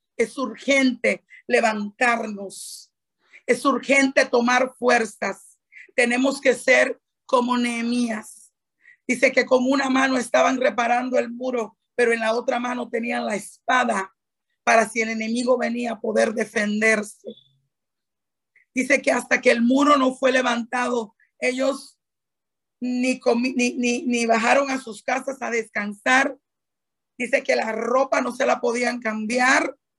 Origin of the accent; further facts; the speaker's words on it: Dominican Republic; tú y yo no solamente somos dominicanas